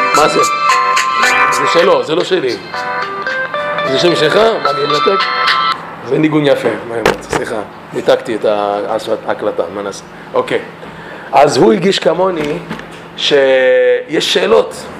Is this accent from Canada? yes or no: yes; Toronto, Ontario, Canada; Hebrew is a second language; moved away; אני מקנדה. אני נולדתי בטורונטו. ההורים שלי ממרוקו, שניהם ממרוקו